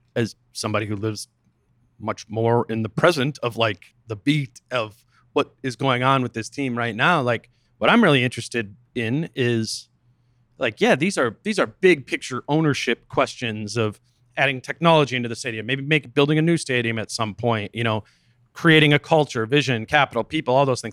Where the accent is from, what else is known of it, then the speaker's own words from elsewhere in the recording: Minnesota, United States; as a Minnesotan